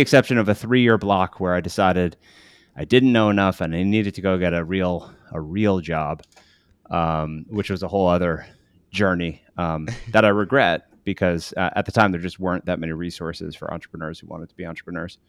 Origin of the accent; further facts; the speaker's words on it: Western Massachusetts, United States; also born or lived in Paraguay; I grew up uh, in Western Massachusetts in a really small farm community of about 2,500 people. I ended up there. Uh, I was born in Paraguay.